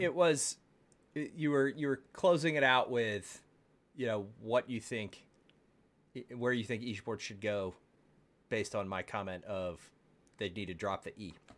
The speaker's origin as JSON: {"language": "English", "town": "Baltimore", "region": "Maryland", "country": "United States", "tie": "born or raised there", "moved": "yes", "lives_now": "Texas, United States", "said": "I grew up in Baltimore"}